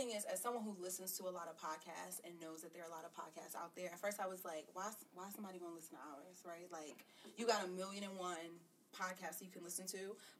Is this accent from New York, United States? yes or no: yes; New York, United States; So, Tony, I'm from New York.